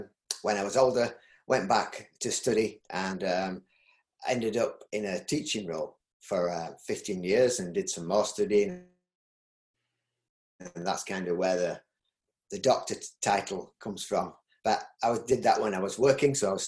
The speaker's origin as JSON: {"language": "English", "region": "Yorkshire and the Humber", "country": "United Kingdom", "accent": "Yorkshire", "said": "my Yorkshire accent"}